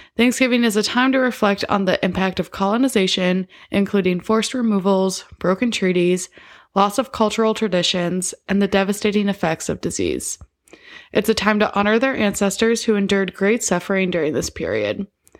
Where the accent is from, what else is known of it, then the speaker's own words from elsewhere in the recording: Ohio, United States; we're two women from Ohio